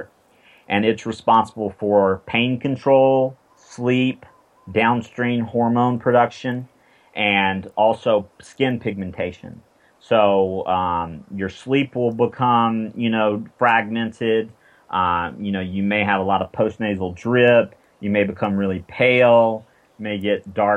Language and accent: English; South Carolina, United States; I'm from South Carolina